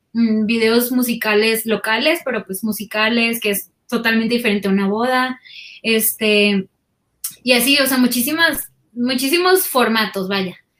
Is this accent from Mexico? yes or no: yes; Guasave, Sinaloa, Mexico; moved away as an adult; also born or lived in Culiacán, Mexico; now in Mexico City, Mexico; yo nací en Guasave y cuando estudié la carrera, o sea, para estudiar universidad me fui, fui a la ciudad de Culiacán.